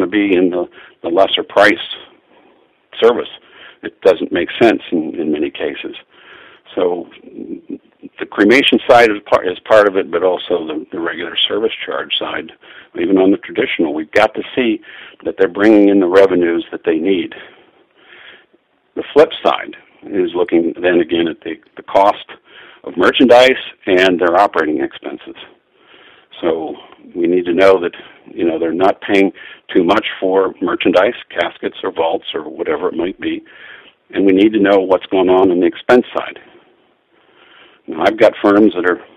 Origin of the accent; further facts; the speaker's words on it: Pittsburgh, Pennsylvania, United States; I grew up in Pittsburgh, Pennsylvania